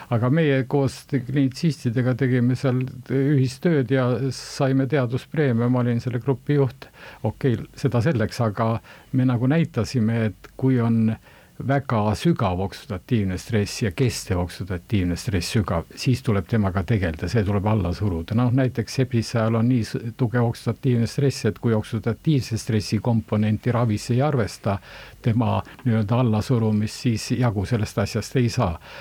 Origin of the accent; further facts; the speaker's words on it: Valga County, Estonia; moved away as an adult; also born or lived in Tartu; pärit olen ma Valgamaalt, eh, Valga keskkooli lõpetasin